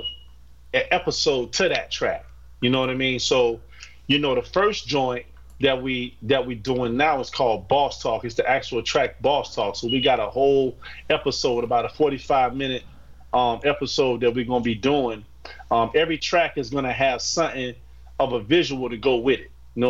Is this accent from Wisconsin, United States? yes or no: no; Florida, United States; now in Florence; I'm from Florida, but I'm living in Florence right now.